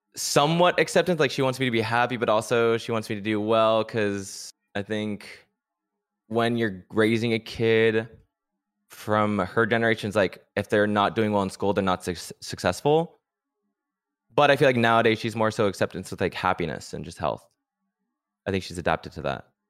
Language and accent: English; San Luis Obispo County, Central California, United States; I was born and raised in Central California, uh, Slow County